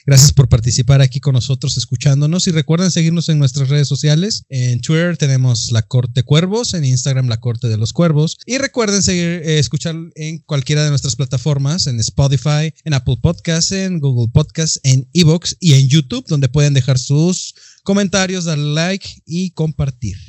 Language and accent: Spanish; Mexico; yo ya soy bien mexicano y bien nopal